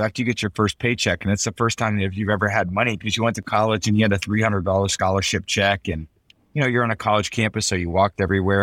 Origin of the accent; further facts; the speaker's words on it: San Mateo, California, United States; moved away as an adult; also born or lived in Michigan / Boston; now in Tampa, United States; I grew up in San Mateo, I moved to Michigan, you know, I just chose there, I moved to Boston. Now I moved to Tampa